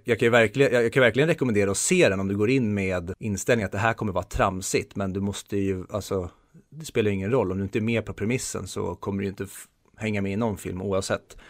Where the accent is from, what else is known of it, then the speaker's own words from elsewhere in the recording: Sweden; vi svenskar